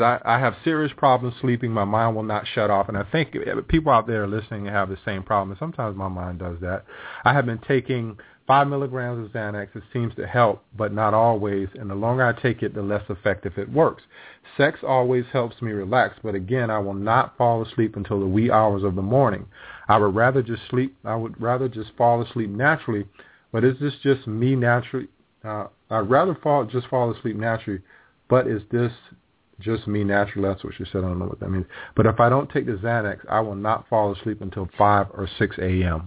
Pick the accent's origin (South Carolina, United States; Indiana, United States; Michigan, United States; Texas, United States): South Carolina, United States; I grew up in South Carolina